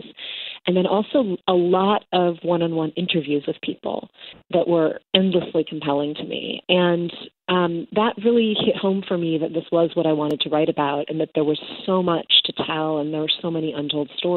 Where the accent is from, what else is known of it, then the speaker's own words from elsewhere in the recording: Chicago, Illinois, United States; I'm from Chicago. I've lived there basically my entire life, minus college and a couple years.